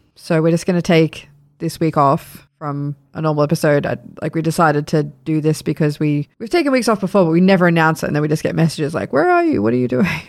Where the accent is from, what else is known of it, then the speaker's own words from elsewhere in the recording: Sydney, New South Wales, Australia; moved away; we're from Sydney and we know, like, our families are in New South Wales